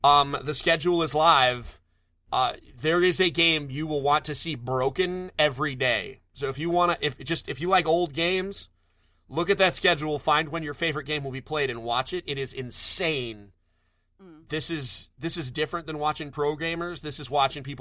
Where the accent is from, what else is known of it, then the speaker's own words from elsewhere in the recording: Connecticut, United States; I'm from Connecticut.